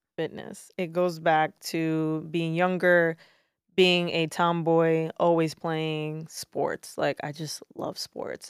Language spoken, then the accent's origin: English; New York City, New York, United States; I am born and raised in Brooklyn, New York. So, native New Yorker